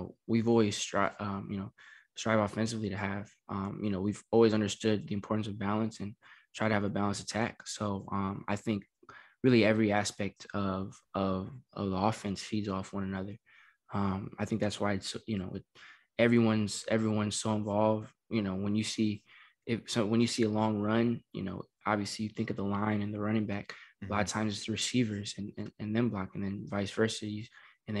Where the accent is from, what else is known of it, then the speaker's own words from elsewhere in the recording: Southern California, United States; moved away as an adult; growing up in Southern California